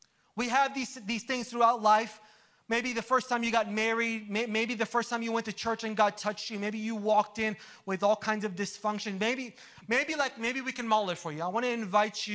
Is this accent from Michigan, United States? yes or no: no; Orlando, Florida, United States; I'm from Orlando